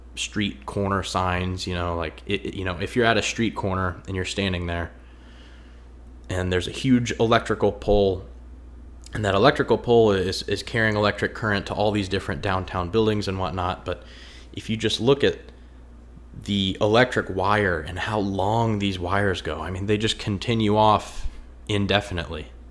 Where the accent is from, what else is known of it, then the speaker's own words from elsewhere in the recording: a half hour outside of Indianapolis, United States; I'm from out in the country somewhat. I'm about a half hour outside of Indianapolis, and I didn't really see a lot of architecture growing up